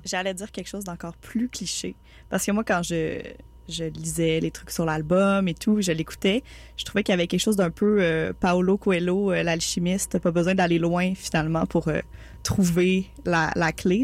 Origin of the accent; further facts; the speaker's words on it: Montreal, Quebec, Canada; je suis une Montréalaise de quatrième génération